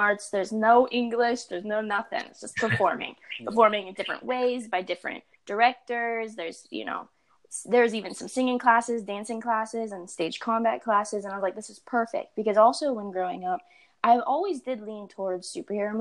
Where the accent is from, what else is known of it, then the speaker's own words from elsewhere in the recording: Pittsburgh, Pennsylvania, United States; I grew up in Pennsylvania.